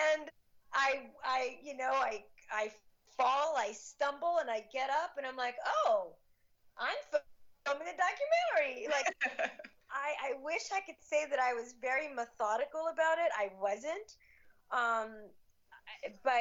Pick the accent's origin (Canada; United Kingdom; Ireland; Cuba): Cuba; now in United States; I was born in Cuba. We came to the U.S. in 1970.